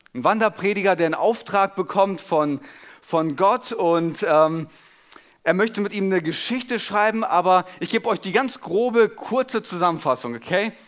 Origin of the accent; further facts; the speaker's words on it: Germany; als Deutscher